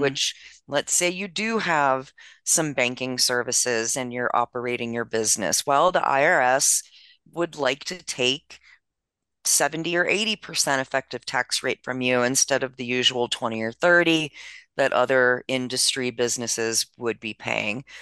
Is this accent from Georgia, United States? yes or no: no; Maryland, United States; my home state of Maryland